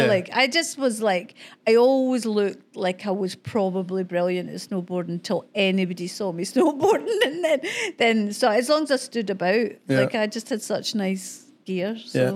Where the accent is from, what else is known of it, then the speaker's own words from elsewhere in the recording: Scotland, United Kingdom; Because I'm Scottish and we're brought up in the bog of humanity